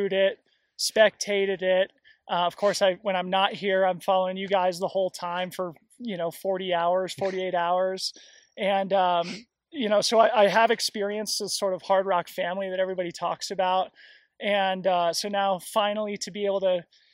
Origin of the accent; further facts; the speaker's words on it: Colorado, United States; moved away; my roots are here in Colorado, and arriving back in my home state just a few days ago